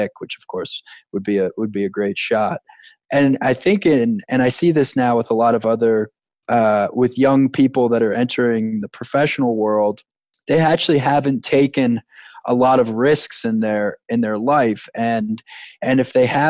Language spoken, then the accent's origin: English; Long Island, New York, United States; I grew up on Long Island